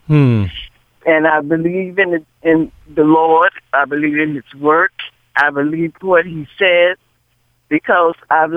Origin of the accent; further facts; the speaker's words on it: Florida, United States; moved away as an adult; now in Michigan, United States; I'm from Florida